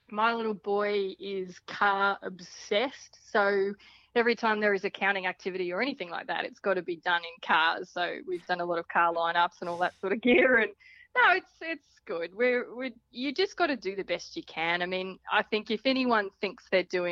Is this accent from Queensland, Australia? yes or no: yes; Central Queensland, Australia; I'm from Central Queensland. So when I was 15 or something or other, we did a spate of homeschooling